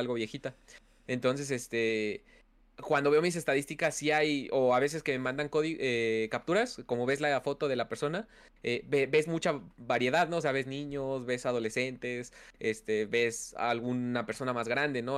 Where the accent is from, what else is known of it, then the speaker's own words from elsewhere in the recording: Mexico City, Mexico; Sí, sí, soy ah, de México. Soy, de hecho, también soy de la Ciudad de México